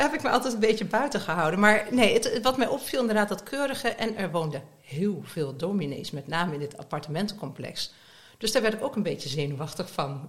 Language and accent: Dutch; Nijmegen, Gelderland, Netherlands; moved away as an adult; also born or lived in Southern France; now in The Hague, Netherlands; Ik ben opgegroeid het grootste deel van mijn leven in Nijmegen